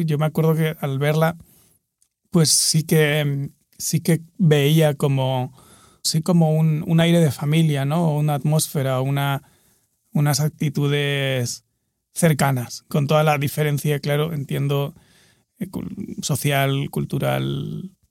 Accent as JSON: {"language": "Spanish", "town": "Murcia", "region": "Region of Murcia", "country": "Spain", "tie": "born or raised there", "said": "yo crecí en, en Murcia, que es una ciudad mediana en el sudeste de España"}